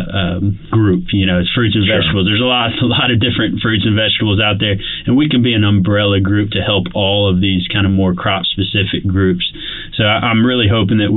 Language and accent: English; Alabama, United States; I'm from Alabama. I love this state